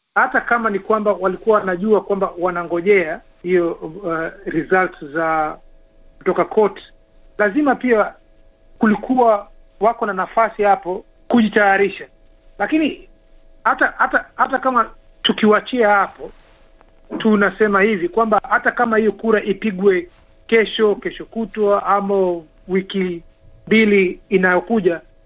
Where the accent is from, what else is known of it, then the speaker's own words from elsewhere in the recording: Kenya; sisi ni Wakenya